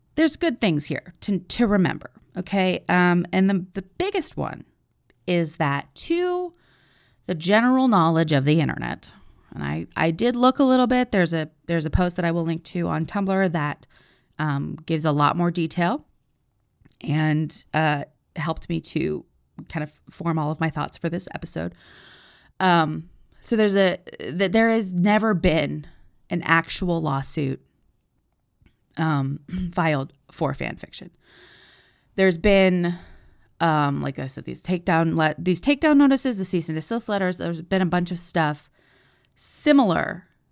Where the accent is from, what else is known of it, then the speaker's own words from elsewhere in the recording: United States; I'm an American